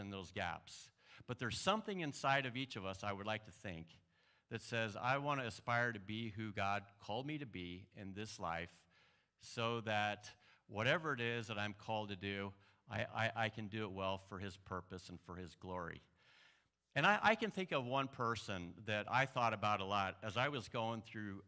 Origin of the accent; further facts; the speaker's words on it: Illinois, United States; I'm from Illinois